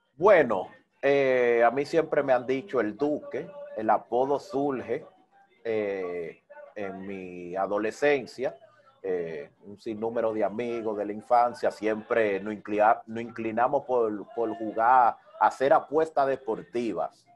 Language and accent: Spanish; Santo Domingo Oeste, Distrito Nacional, Dominican Republic; moved away as an adult; now in Barcelona, Spain; me crié, adquirí conocimiento, me hice un hombre en Herrera en Herrera. en Herrera, específicamente las caobas